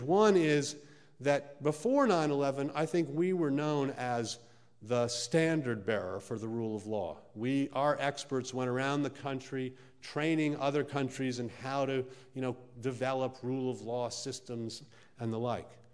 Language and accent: English; United States; I'm an American and here I am in the heartland of America.